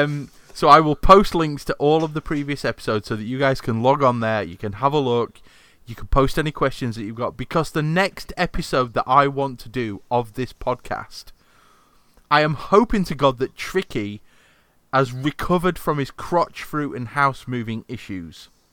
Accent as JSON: {"language": "English", "region": "Yorkshire and the Humber", "country": "United Kingdom", "said": "I'm from Yorkshire"}